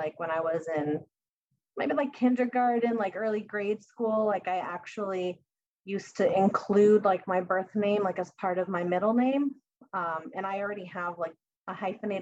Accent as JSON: {"language": "English", "region": "Massachusetts", "country": "United States", "tie": "born or raised there", "also_born_or_lived": "Bogota, Colombia", "moved": "as an adult", "lives_now": "New Hampshire, United States", "said": "Right now, I am living in New Hampshire. I grew up in Massachusetts, so I've always been in this New England area."}